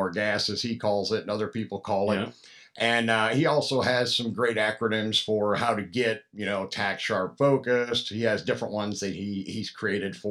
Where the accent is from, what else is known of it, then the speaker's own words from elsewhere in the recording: Pennsylvania, United States; now in Atlanta, United States; I'm from Pennsylvania originally, a couple hours north of where Jared's from